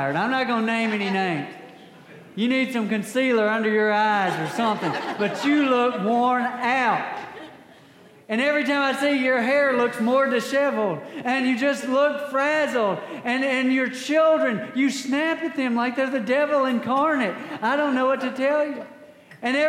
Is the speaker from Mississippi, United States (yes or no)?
yes; Scott County, Mississippi, United States; now in Tate County, United States; I grew up in Scott County